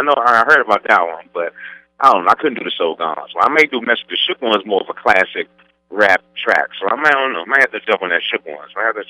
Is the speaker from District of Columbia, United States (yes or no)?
yes; Washington, District of Columbia, United States; now in St. Louis, United States; Washington, D.C., in my hometown